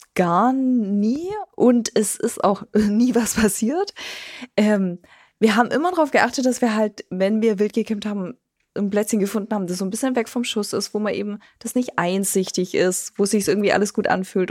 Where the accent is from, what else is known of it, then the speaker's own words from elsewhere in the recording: Germany; was man so macht als Deutscher